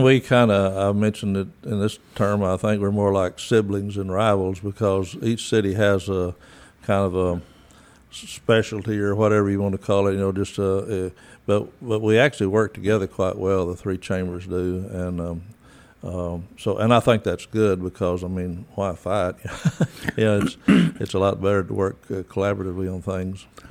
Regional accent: Crane, Texas, United States; moved away; also born or lived in Dallas, Texas; I'm from West Texas, the area out in the old Essenville, and grew up in a little town called Crane.

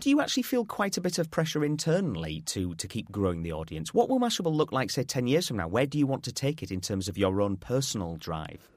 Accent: Yorkshire and the Humber, United Kingdom; I'm a Yorkshireman

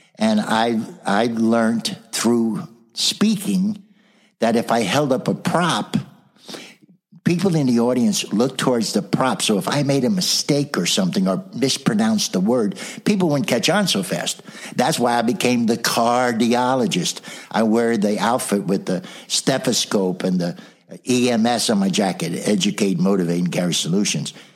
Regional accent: South Orange, New Jersey, United States; also born or lived in Brooklyn, New York; was born in Brooklyn, New York, raised in New Jersey, right near Seton Hall University

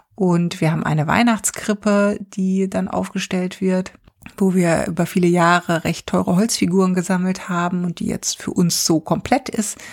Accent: Germany; now in Stavanger, Norway; bei uns in Deutschland

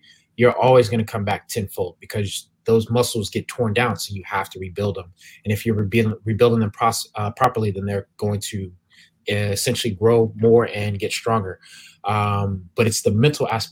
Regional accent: Williamsburg, Virginia, United States; I grew up in Williamsburg, Virginia, which is pretty much a PWI

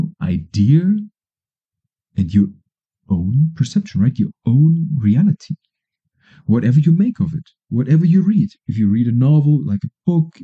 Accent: Germany; now in Colombia; Germany, my home country, is far away.

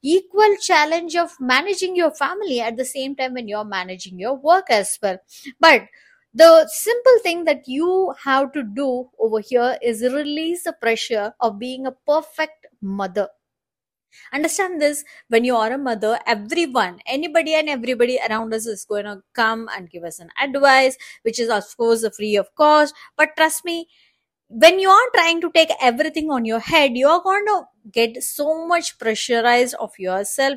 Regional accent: India; As the Indian woman

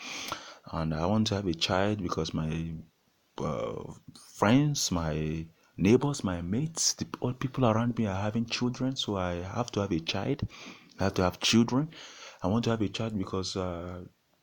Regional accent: Nigeria; I'm from Nigeria

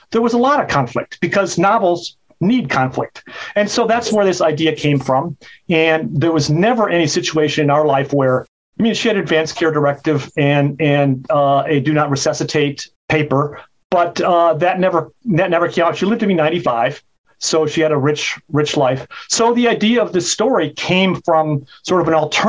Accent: Chicago, Illinois, United States; now in California, United States; where I grew up in Chicago

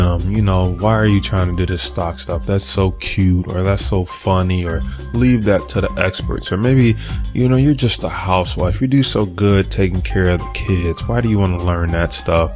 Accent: Detroit, Michigan, United States; I'm from Detroit and people just wasn't into the stock market

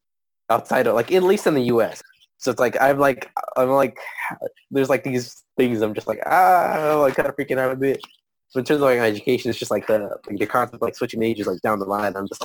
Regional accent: United States; I was born in the U.S. I'm American by like legally

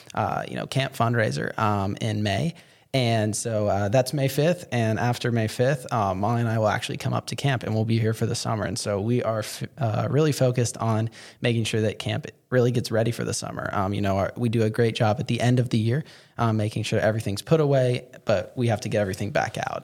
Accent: Fort Worth, Texas, United States; I'm from Fort Worth

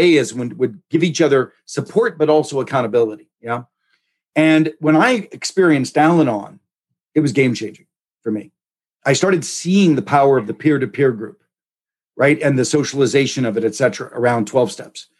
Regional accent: Pittsburgh, Pennsylvania, United States; I grew up in Pittsburgh in the 70s.

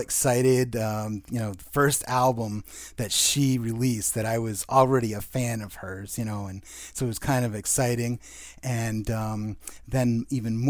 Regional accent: Southern New Hampshire, United States; I'm from Southern New Hampshire.

